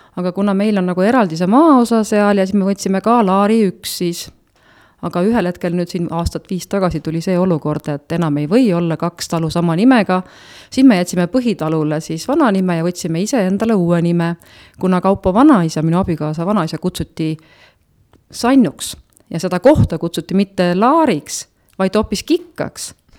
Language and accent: Estonian; Nõuni, Valga County, Estonia; also born or lived in Tartu / Otepää; now in Päidla, Estonia; ma tegelikult olen äh, sündinud ja üles kasvanud äh, ikkagi Nõunis